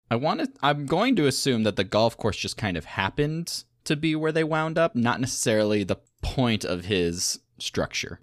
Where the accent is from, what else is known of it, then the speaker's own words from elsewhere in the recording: Battle Creek, Michigan, United States; they made a T V show about my hometown